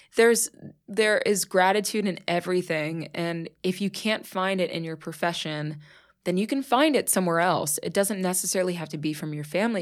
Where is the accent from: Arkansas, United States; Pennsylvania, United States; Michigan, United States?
Pennsylvania, United States; Pittsburgh; moved away as an adult; also born or lived in New York; I was born and raised in Pittsburgh.